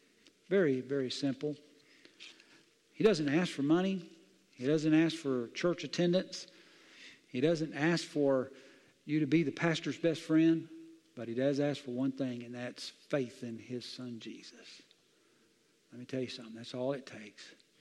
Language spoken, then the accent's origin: English; Southern US, United States; I grew up in the South, and this is a Bible Belt. I've seen a lot of stuff.